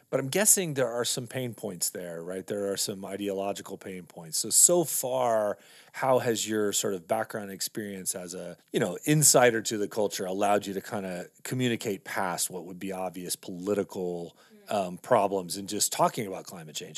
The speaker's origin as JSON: {"language": "English", "region": "Texas", "country": "United States", "tie": "born or raised there", "also_born_or_lived": "California", "moved": "as an adult", "lives_now": "Montana, United States", "said": "I grew up in Texas and then went to school in California"}